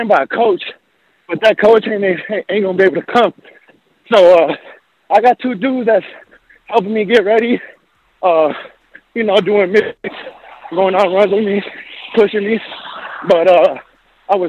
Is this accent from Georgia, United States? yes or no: no; St. Paul, Minnesota, United States; also born or lived in Mexico; I'm from St. Paul, Minnesota